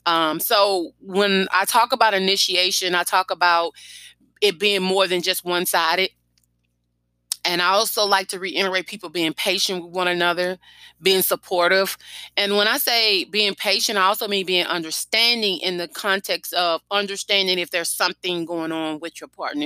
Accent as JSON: {"language": "English", "town": "Baton Rouge", "region": "Louisiana", "country": "United States", "tie": "born or raised there", "said": "my hometown about the coronavirus death toll that have hit us in East Baton Rouge"}